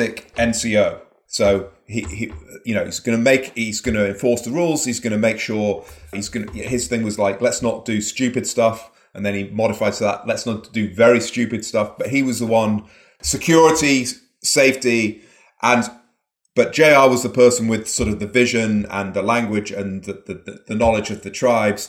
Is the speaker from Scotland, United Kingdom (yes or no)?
no; Manchester, North West England, United Kingdom; moved away; I grew up in Manchester in the northwest of England, sort of grim industrial city, sort of like the Detroit of England or something.